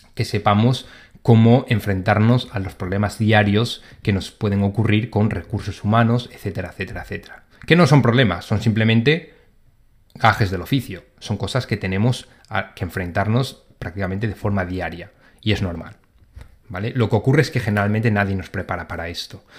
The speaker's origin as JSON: {"language": "Spanish", "country": "Spain", "moved": "as an adult", "lives_now": "London, United Kingdom", "said": "yo como soy de España"}